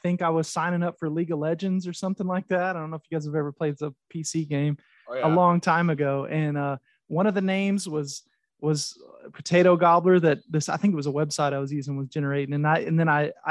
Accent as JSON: {"language": "English", "region": "Oklahoma", "country": "United States", "said": "I'm from Oklahoma, so I'm actually an OU fan"}